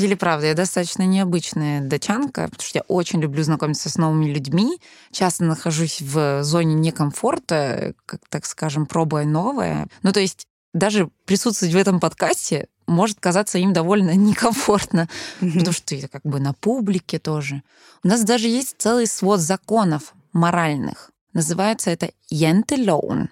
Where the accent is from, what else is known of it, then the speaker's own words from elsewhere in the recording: Denmark; first language Danish; Russian is a second language; moved away as an adult; now in Russia; Моя мама переехала в Данию в 90-е. И, получается, я там родилась. У меня было датские друзья. Я выросла вообще основана на датских традиций, датский мой родной язык